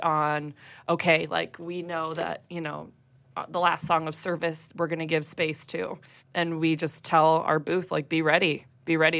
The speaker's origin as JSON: {"language": "English", "town": "West Chicago", "region": "Illinois", "country": "United States", "tie": "born or raised there", "said": "I grew up in the Christian Reformed Church, and I went to a, a church out in West Chicago."}